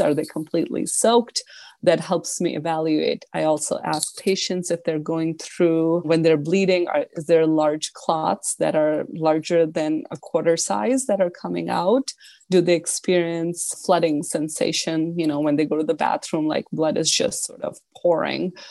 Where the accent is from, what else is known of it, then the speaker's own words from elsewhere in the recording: Buffalo, New York, United States; I am from Buffalo